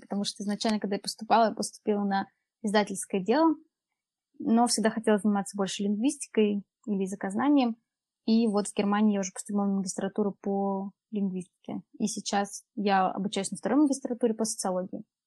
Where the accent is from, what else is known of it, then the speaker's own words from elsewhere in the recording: Tomsk, Tomsk Oblast, Russia; moved away as an adult; also born or lived in Poland; now in Munich, Germany; Я из Томска, и, получается, 18 лет. 18 лет я там училась в школе, и 18 лет я переехала в Польшу